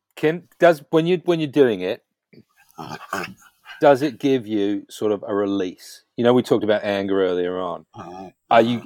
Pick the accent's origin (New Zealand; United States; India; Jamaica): New Zealand; being a Kiwi, like myself